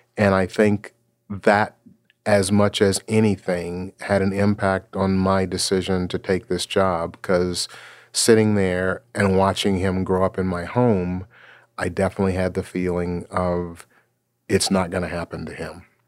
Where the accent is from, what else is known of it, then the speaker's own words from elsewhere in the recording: Memphis, Tennessee, United States; now in Seattle, United States; I was born and raised in Memphis, Tennessee